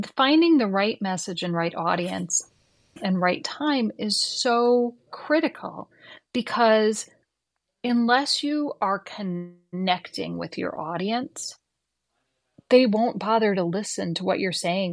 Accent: Midwest, United States; I grew up in the Midwest

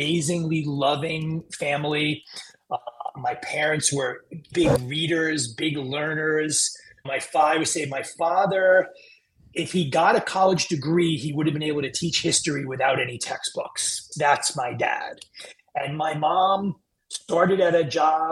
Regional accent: New York City, New York, United States; I grew up in Queens

